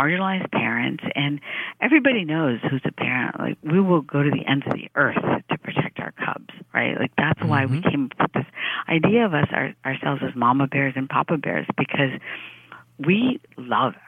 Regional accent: Piscataway, New Jersey, United States; English is a second language; I grew up in Piscataway, New Jersey. That was where I learned English

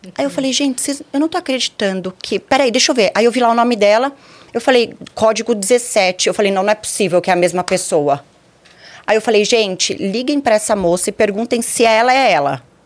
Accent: Osasco, São Paulo, Brazil; also born or lived in São José do Rio Preto; Eu nasci em São Paulo, cresci em Osasco.

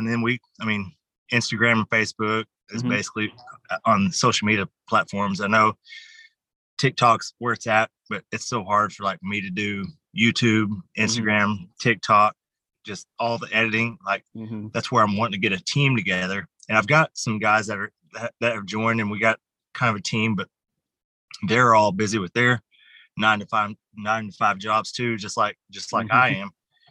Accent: Muskogee, Oklahoma, United States; I'm from Muskogee. So lots of places all over Muskogee.

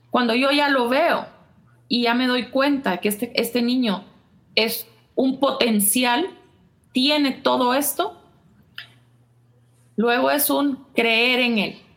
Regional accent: Guatemala; Y si ya de por sí eh, somos como somos los chapines

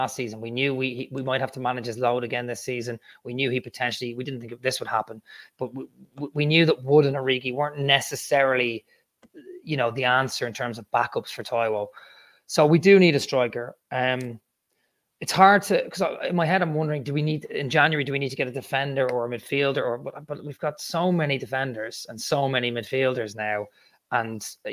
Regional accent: Ireland; I'm Irish

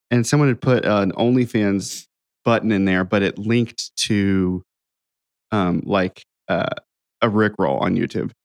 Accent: Ohio, United States; now in Nashville, United States; I grew up in Ohio.

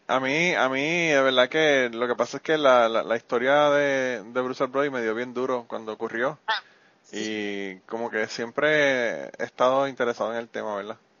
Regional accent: Puerto Rico; la cuestión patriótica de Puerto Rico es que nosotros somos súper patrióticos

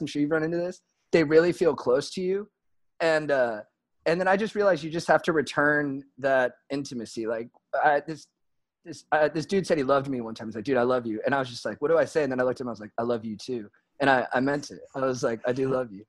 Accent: San Juan Capistrano, California, United States; grew up mostly in San Juan Capistrano, which is like adjacent to San Clemente, but a little more inland

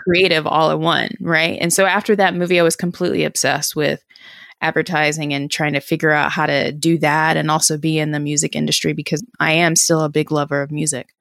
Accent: Durham, North Carolina, United States; also born or lived in New York; I'm from Durham, North Carolina, and went to a school here in, in Northern Durham

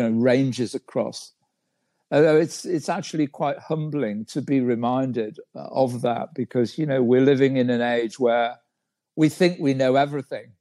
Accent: United Kingdom; moved away as an adult; now in China; I'm from Great Britain

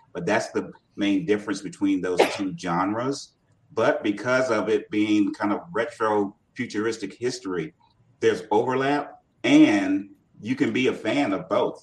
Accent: Portsmouth, Virginia, United States; my hometown of Portsmouth, Virginia

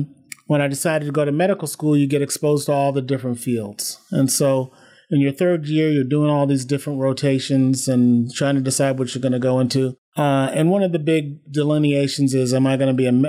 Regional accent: Shaker Heights, Ohio, United States; also born or lived in Providence, Rhode Island; I grew up in a suburb called Shaker Heights, which is right outside Cleveland.

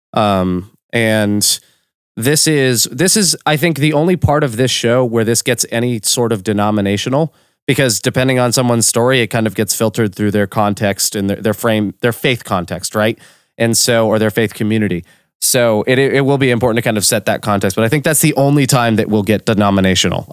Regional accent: Orlando, Florida, United States; I was born in Orlando, Florida.

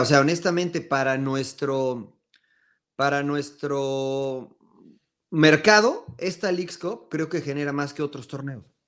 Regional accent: Mexico; Como mexicanos

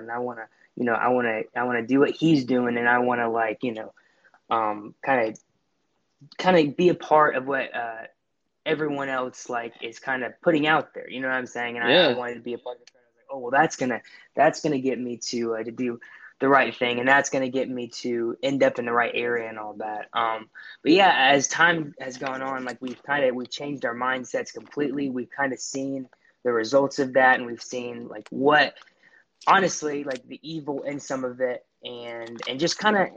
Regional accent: Buford, Georgia, United States; I'm from Buford, Georgia

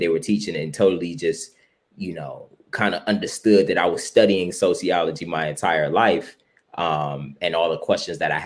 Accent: Cleveland, Ohio, United States; Originally from Cleveland, Ohio, southeast side.

